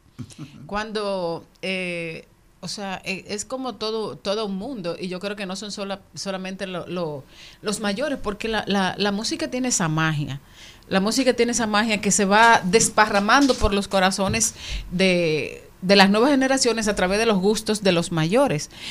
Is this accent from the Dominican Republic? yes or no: yes; Monte Plata, Dominican Republic; yo vengo de Monteplata